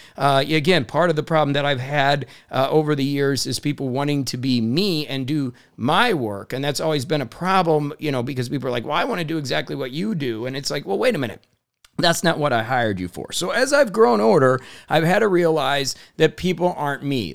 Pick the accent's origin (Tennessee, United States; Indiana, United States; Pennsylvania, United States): Indiana, United States; I grew up in Indiana in a blue collar town where we believed in hard work